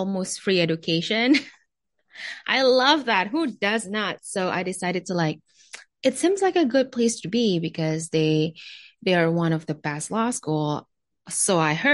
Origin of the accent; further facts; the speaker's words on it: Jakarta, Indonesia; moved away; also born or lived in New York; I was born and raised in Jakarta, Indonesia